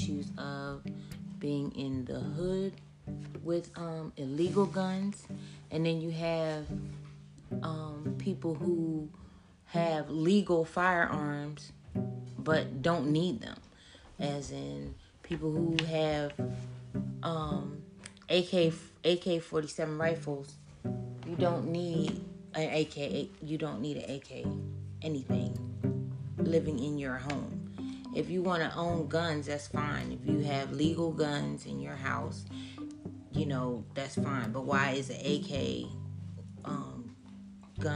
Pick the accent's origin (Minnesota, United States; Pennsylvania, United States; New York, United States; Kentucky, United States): Pennsylvania, United States; Philadelphia; also born or lived in Maryland; I was raised in Philadelphia, lived in 12 years in Maryland, and came back home